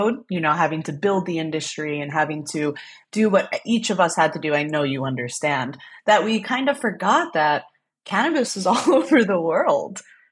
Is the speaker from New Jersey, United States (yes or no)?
yes; New Jersey, United States; I am from New Jersey. I used to kind of be ashamed of it because they've destroyed our image from the Jersey Shore. And now you know what? I'm from Jersey.